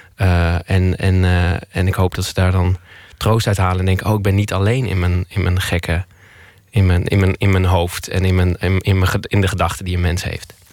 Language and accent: Dutch; Twello, Gelderland, Netherlands; moved away; ik ben opgegroeid in Twello, tussen, in de weilanden.